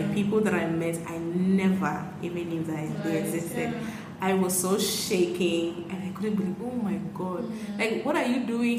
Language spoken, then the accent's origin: English; Ghana; And for the first time in my life, I came to appreciate myself as a Ghanaian.